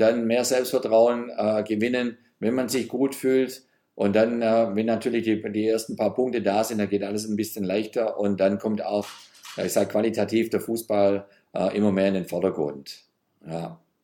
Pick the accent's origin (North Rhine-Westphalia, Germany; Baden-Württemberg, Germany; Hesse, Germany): Baden-Württemberg, Germany; Geislingen; now in Berlin, Germany; wenn ich mal wieder in meiner Heimatstadt Geislingen bin, im Schwabenland.